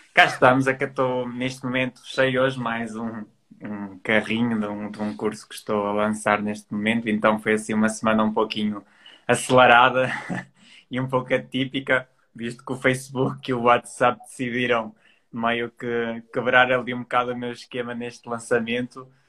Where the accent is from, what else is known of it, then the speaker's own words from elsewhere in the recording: Trás-os-Montes, Norte, Portugal; moved away as an adult; now in Porto, Portugal; eu sou transmontano, nasci em Trás Montes e com 18 anos decidi vir estudar para o Porto, que é onde eu estou